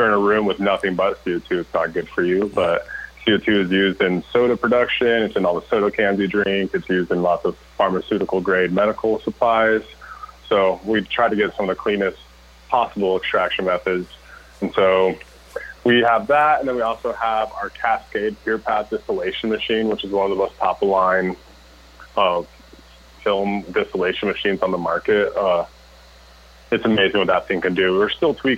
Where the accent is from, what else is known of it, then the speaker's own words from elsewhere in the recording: Colorado, United States; moved away as an adult; now in Oklahoma, United States; born and raised in Colorado